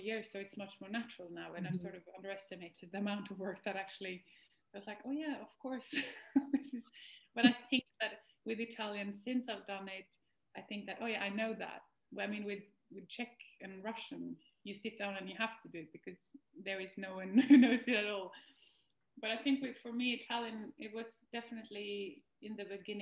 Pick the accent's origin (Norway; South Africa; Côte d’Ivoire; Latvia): Norway; also born or lived in Denmark; I moved from Denmark to Norway, and I moved sort of back home